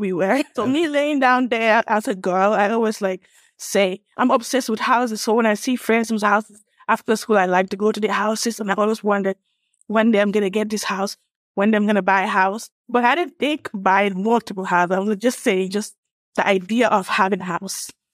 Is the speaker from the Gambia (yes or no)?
yes; Gambia; moved away as an adult; also born or lived in Illinois / Atlanta, Georgia; now in United States; I'm from West Africa, a small country called the Gambia, West Coast